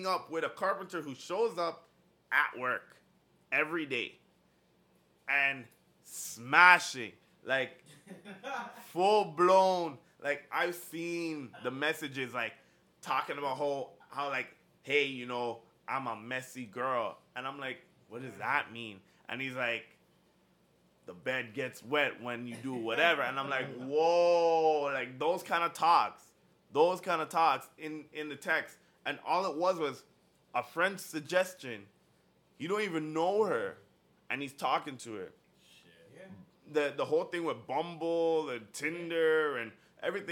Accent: Ajax, Ontario, Canada; I'm from Ajax

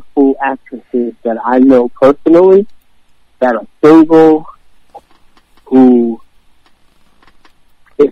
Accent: New Jersey, United States; now in Baltimore, United States; I grew up in Jersey

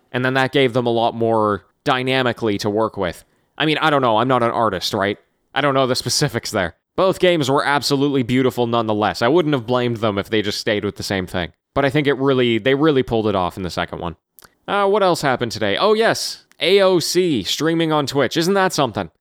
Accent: Canada; as a Canadian, as as the neighbors to the north of the Americans

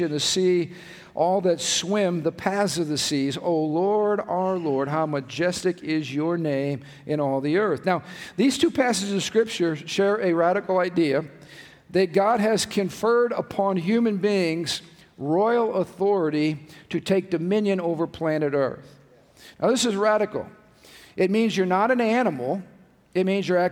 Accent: United States; I was born in America

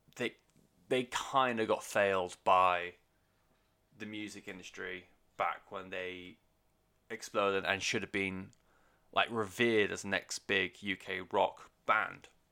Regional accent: United Kingdom; first language English; as a Brit

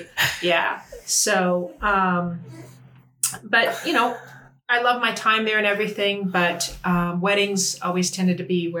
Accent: Colorado, United States; now in Charlottesville, United States; I am, for lack of a better way to put it, an old world Greek. I was born and raised in Colorado

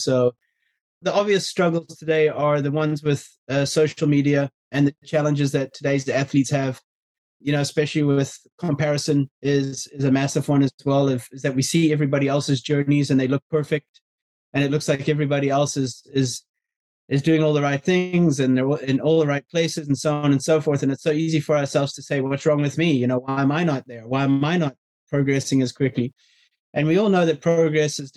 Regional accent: South Africa; I was brought up in South Africa

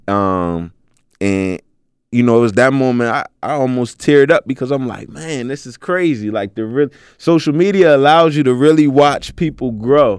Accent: Philadelphia, Pennsylvania, United States; moved away; I'm originally from Philly, so I used to live out here

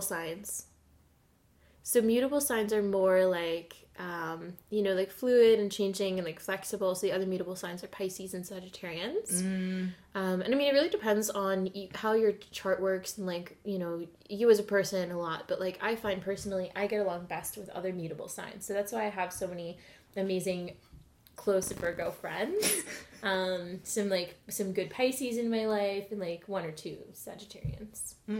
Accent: Edmonton, Alberta, Canada; now in Ottawa, Canada; I'm from Edmonton. I'm from Alberta.

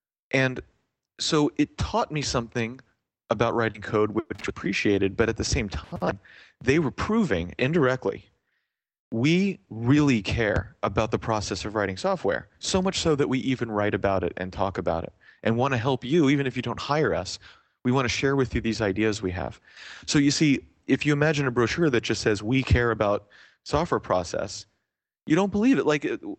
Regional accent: Canada; in Canada generally, being Canadian, but also here

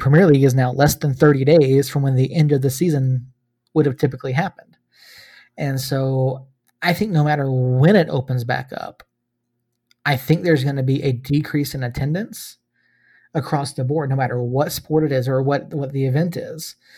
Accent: Georgia, United States; moved away; I love my home state

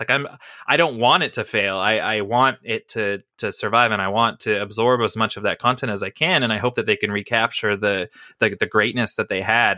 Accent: Canada; as a Canadian

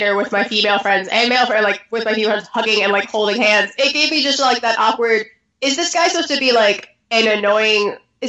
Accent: New York, United States; even though I'm a New Yorker

